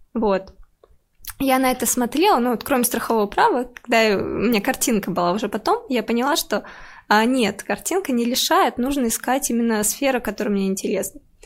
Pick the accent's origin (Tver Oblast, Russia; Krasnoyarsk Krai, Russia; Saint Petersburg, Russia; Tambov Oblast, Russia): Tambov Oblast, Russia; moved away; я из Тамбовской области, и я действительно училась там в деревне